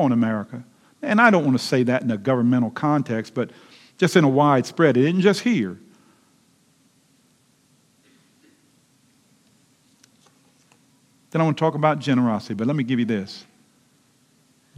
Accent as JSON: {"language": "English", "town": "Lexington Park", "region": "Maryland", "country": "United States", "tie": "born or raised there", "also_born_or_lived": "Charles County, Maryland", "said": "I grew up in Lexington Park, Maryland"}